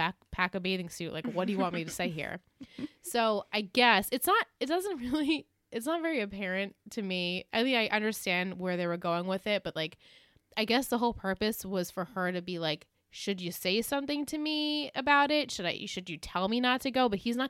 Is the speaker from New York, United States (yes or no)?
yes; New York, United States; I'm from New York